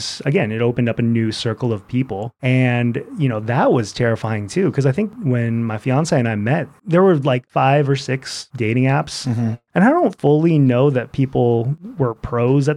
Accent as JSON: {"language": "English", "town": "Seattle", "region": "Washington", "country": "United States", "tie": "born or raised there", "said": "growing up in Seattle, it's always been a quote unquote small town."}